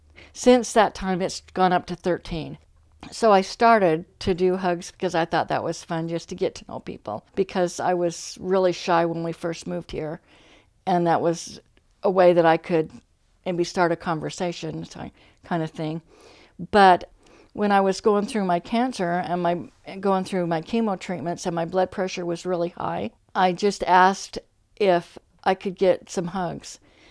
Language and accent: English; Ogden, Utah, United States; In Ogden, Utah, Washington Terrace.